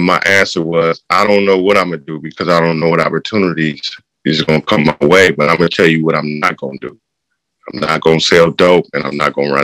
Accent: Oakland, California, United States; I was born and raised in Northern California, Oakland, to be exact.

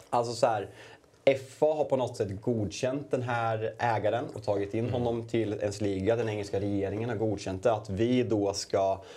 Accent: Sweden; en väldigt stolthet som svensk

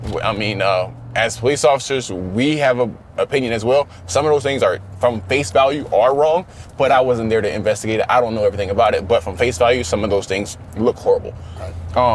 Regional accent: the South, United States; I understand growing up in the South, I've been discriminated against.

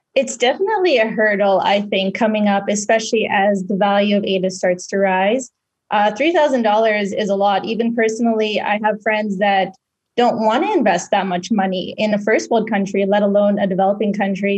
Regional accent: Philippines; now in Western Canada; I was born and raised in the Philippines

